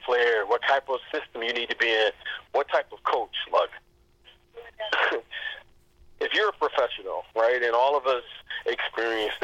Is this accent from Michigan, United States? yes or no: yes; Detroit, Michigan, United States; myself being from Detroit, you know, I'm from the Motor City